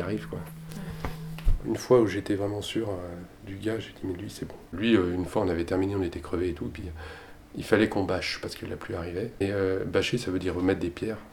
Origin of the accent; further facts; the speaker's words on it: Haute-Savoie, Auvergne-Rhône-Alpes, France; moved away as an adult; also born or lived in Annecy / Massif des Bauges; j'ai grandi en Haute-Savoie. Euh, Annecy au début, puis après on, a habité dans le massif des Bauges